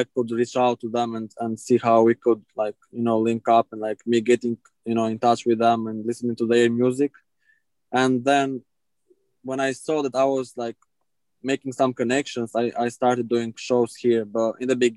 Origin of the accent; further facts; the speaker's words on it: Albania; English is a second language; moved away as an adult; now in United States; I'm originally from Albania, when I finished high school, I started doing shows